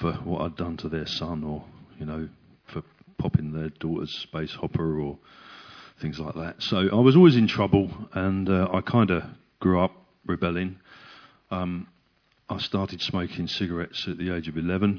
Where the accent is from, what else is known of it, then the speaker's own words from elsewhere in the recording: Hildenborough, South East England, United Kingdom; I grew up in Hildenborough, so not so very far from you guys.